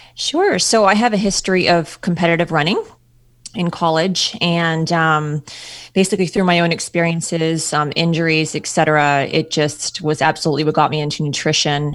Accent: Ontario, Canada; moved away; I'm from Canada, Ontario, Canada

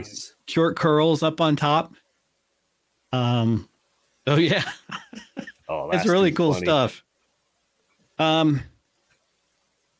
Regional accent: United States; as an American

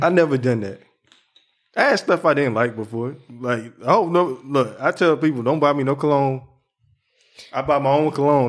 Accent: the South, United States; I'm from the South.

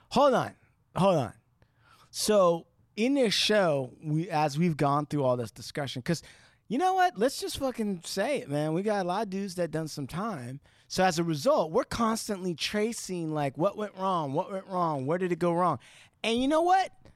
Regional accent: Santa Ana, California, United States; I was born in Santa Ana

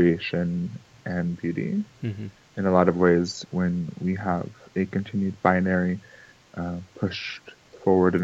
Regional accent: Puerto Rico; I was born in Puerto Rico, my family is from there

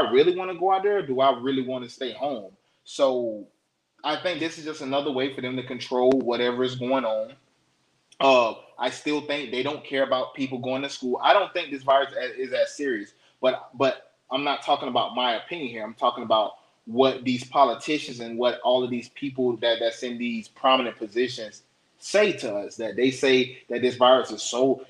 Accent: Florida, United States; moved away; Florida, my home state

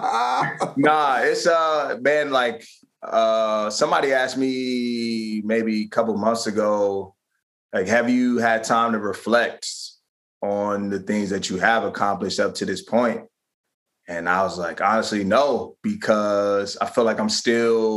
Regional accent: Prince George's County, Maryland, United States; moved away as an adult; now in Philadelphia, United States; my hometown a lot more back in PG County, Maryland

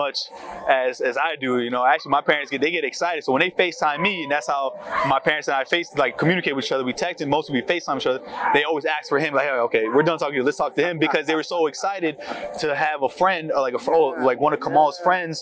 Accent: Florida, United States; growing up back in high school, middle school, back in Florida, because I'm from Florida

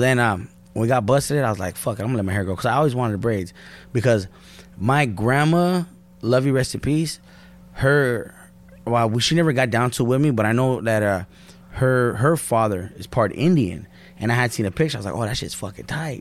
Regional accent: Norwalk, California, United States; that's the hood. Born and raised

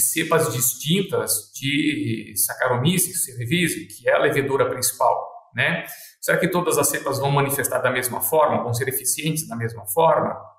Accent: Concórdia, Santa Catarina, Brazil; now in Sinop, Brazil; eu sou natural de Concórdia, Santa Catarina

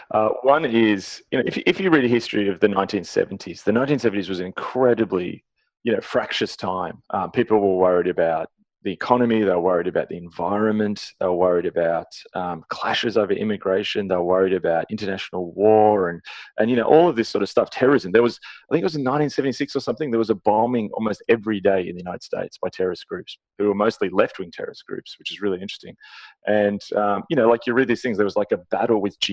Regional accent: Australia

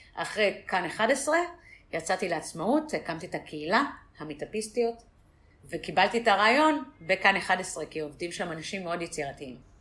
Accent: Tel Aviv, Tel Aviv District, Israel; also born or lived in San Francisco; אני מתל אביב

